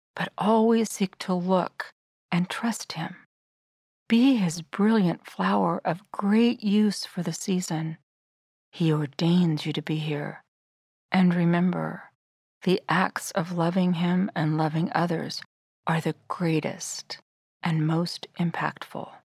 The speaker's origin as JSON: {"language": "English", "area": "Sierra Nevada foothills", "region": "California", "country": "United States", "tie": "born or raised there", "said": "Ever since I was small and growing up in the Sierra Nevada foothills"}